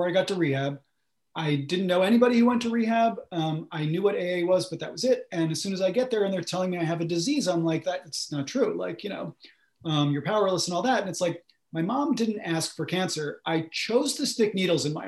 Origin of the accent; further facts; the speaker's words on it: United States; I grew up just outside of New York City in a, you know, middle-class suburb